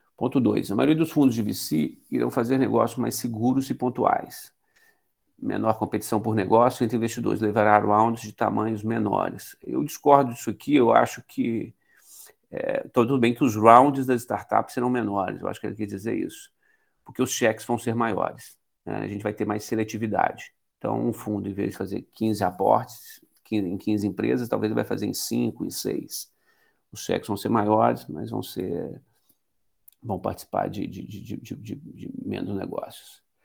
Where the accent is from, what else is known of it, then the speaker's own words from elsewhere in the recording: Minas Gerais, Brazil; eu sou mineiro, como todos, sempre fui empresário